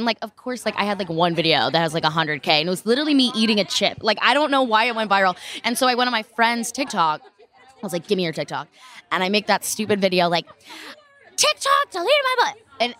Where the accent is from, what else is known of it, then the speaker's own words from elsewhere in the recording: Texas, United States; now in California, United States; I'm from Texas.